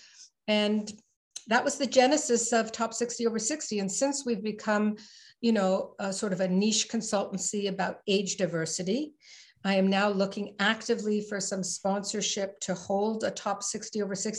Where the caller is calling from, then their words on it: Ottawa, Ontario, Canada; So I'm calling in from the capital of Canada, Ottawa. And in terms of site, I live in the country